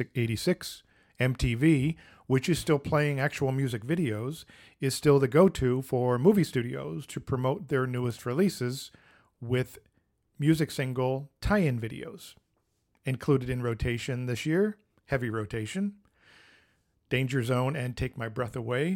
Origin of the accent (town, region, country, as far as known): Philadelphia, Pennsylvania, United States; born or raised there